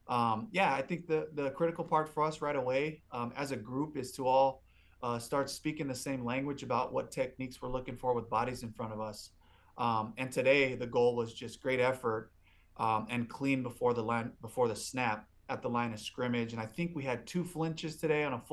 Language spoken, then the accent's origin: English; Los Angeles, California, United States; also born or lived in Seattle, Washington; now in Tampa, United States; I'm from Los Angeles, California